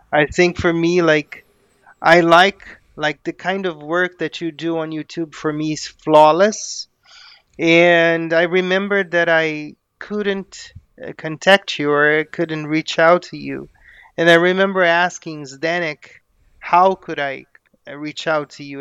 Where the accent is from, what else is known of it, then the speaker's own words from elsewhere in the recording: Brazil; I am a Brazilian native